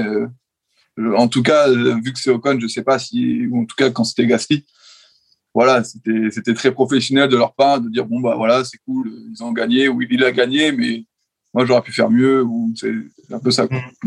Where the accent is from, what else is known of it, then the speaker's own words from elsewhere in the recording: France; en tant que Français